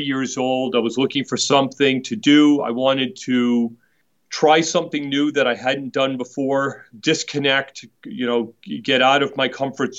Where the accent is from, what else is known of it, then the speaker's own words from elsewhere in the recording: Boston, Massachusetts, United States; I was born and raised in Boston